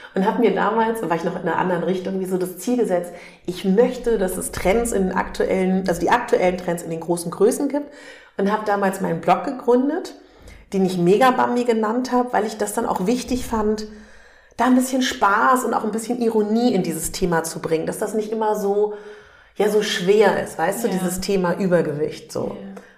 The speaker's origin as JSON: {"language": "German", "region": "Berlin", "country": "Germany", "said": "ich komme aus Berlin"}